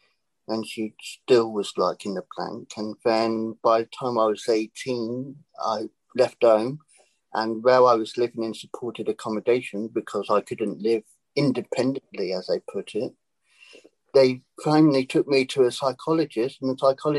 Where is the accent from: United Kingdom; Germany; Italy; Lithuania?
United Kingdom; England; moved away; I was from England originally